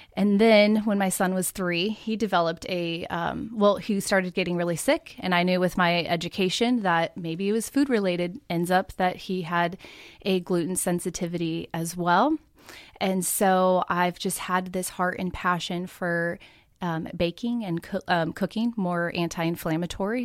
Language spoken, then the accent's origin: English; Oregon, United States; moved away as an adult; now in Middle Tennessee, United States; I grew up in Oregon